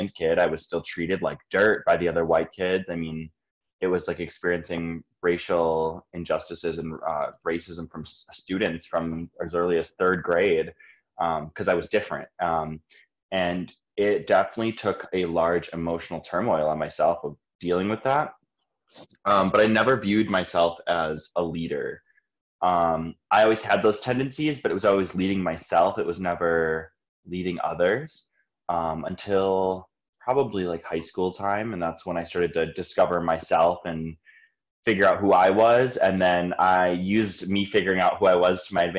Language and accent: English; Greendale, Wisconsin, United States; I grew up in Greendale, Wisconsin. Greendale is just south of the city. It's about 10 minutes outside of downtown Milwaukee to the south.